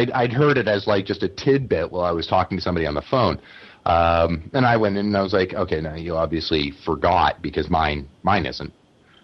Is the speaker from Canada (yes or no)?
yes; Canada; I'm Canadian